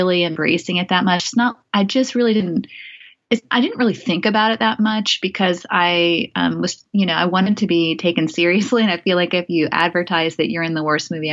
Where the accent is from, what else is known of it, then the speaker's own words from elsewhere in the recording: Greensboro, North Carolina, United States; moved away; my hometown of North Greensboro, North Carolina